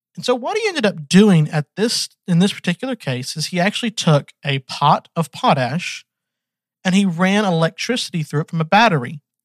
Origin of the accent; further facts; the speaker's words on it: Georgia, United States; also born or lived in Texas; I was born in Texas, but I've been raised in Georgia ever since I was 1.